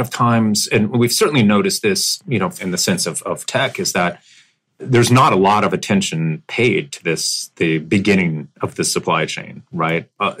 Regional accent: United States; now in Dover, United States; I grew up all over. I was an Air Force brat. So I think I once counted that I'd lived in 12 places throughout the United States prior to settling down in Dover, Delaware.

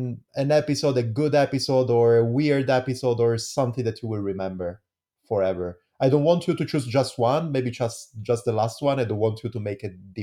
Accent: Italy; English is a second language; as well as in Italy, I am Italian. I don't know, everybody knows it. I don't know if you understood from my amazing accent.

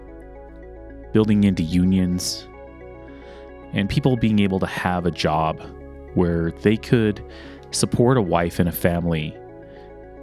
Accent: Helper, Utah, United States; moved away as an adult; also born or lived in Kenilworth, Utah; I grew up at the mouth of Spring Canyon.

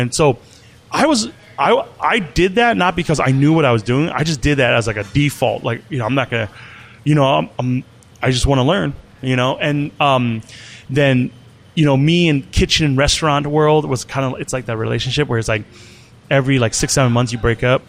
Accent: Wisconsin, United States; also born or lived in Ban Vinai refugee camp, Thailand / Lancaster County, Pennsylvania; now in Minneapolis, United States; Yeah, I'm a Wisconsin boy.

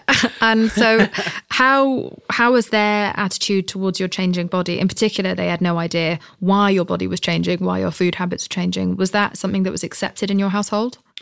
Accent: United Kingdom; I'm British

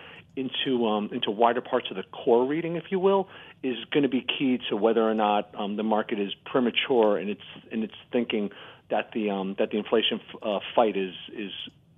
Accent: United States; as an American

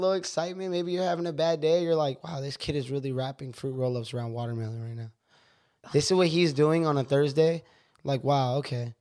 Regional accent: San Jose, California, United States; also born or lived in Riverside, California; They were moving from L A to Washington to San Jose, California, where I grew up

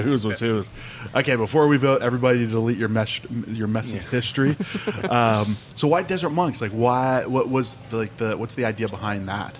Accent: Ohio, United States; moved away; growing up in Ohio, we were right on the Ohio Pennsylvania border

